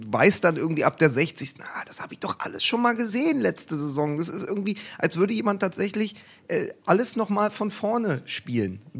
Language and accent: German; Dortmund, North Rhine-Westphalia, Germany; zumindest als Dortmunder, ich, ich war ja auch im, dort im Stadion